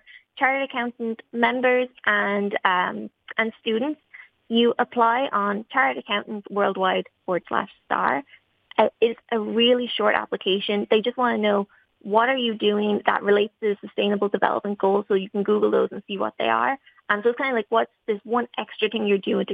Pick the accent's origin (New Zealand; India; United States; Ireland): Ireland; moved away as an adult; now in Toronto, Canada; being Irish